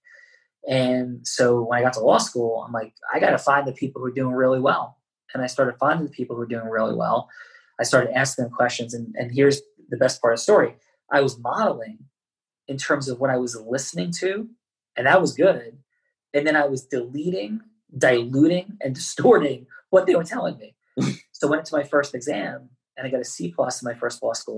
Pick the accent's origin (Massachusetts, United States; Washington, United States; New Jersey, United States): New Jersey, United States; Jersey City; also born or lived in Bergen County, New Jersey; I was born in Jersey City, New Jersey, which is a northern New Jersey sort of not inner city, but city environment for sure